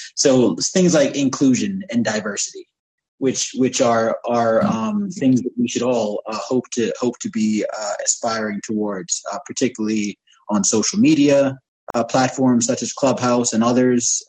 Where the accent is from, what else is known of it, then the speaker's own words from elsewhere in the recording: United States; moved away; also born or lived in United Arab Emirates; growing up in America